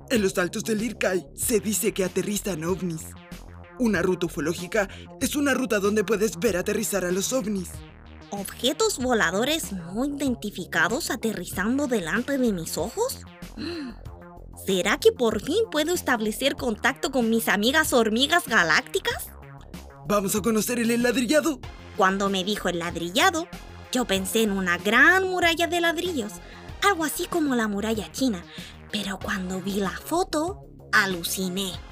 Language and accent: Spanish; Puerto Cisnes, Aysén, Chile; also born or lived in San Pedro de Atacama; cuando yo era guagua vivimos en San Pedro, en pleno desierto con mi familia, y a los dos años nos fuimos a vivir al frío de Puerto Cisnes.